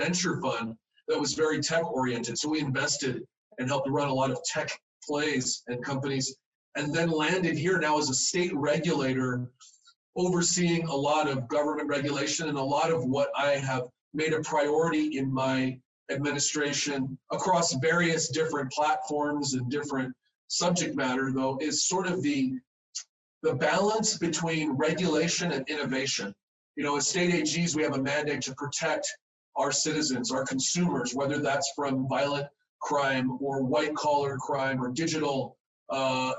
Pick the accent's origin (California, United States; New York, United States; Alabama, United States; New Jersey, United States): California, United States; Los Angeles; also born or lived in San Fernando Valley / Hawaii; now in Utah, United States; I was born in Southern California. If any of you have been by the airport, LAX, and seen a big donut, kind of iconic Randy's donut there, a landmark that's right there on La Cienega, where I was raised